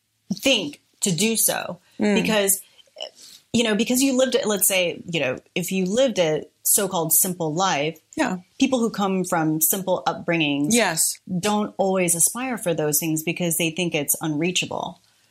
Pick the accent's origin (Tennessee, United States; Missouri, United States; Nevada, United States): Missouri, United States; Mexico; born there; Living in the Midwest. I was born in Mexico, Missouri.